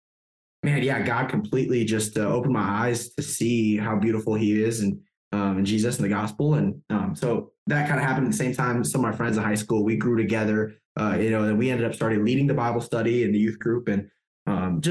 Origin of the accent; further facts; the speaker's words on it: Wisconsin, United States; moved away as an adult; now in Germany; I grew up in Wisconsin